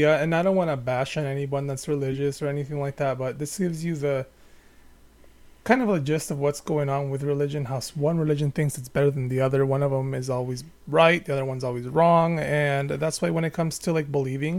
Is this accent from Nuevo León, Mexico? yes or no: no; Baja California, Mexico; Yeah, I'm from Baja California.